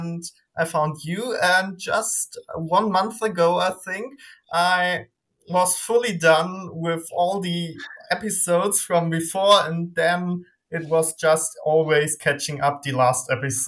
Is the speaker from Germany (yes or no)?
yes; Germany; English is a second language; Hey, I'm …. I'm from Germany. I'm 18, so I represent Gen Z, I guess.